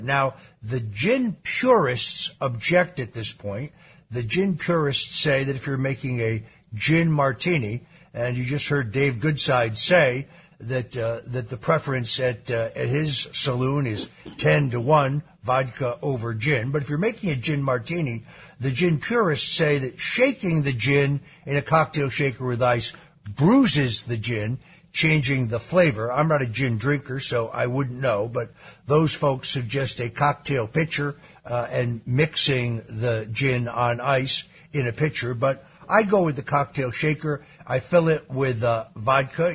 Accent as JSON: {"language": "English", "town": "Norwalk", "region": "Connecticut", "country": "United States", "tie": "born or raised there", "said": "Born, born in Norwalk"}